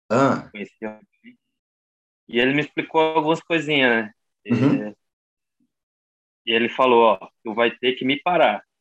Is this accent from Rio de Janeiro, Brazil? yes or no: no; João Pessoa, Paraíba, Brazil; nome completo aí sou de João Pessoa